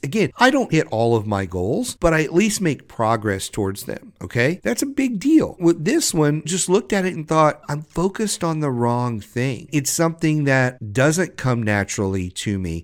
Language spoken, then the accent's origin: English; Southwest Louisiana, United States; I grew up in Southwest Louisiana.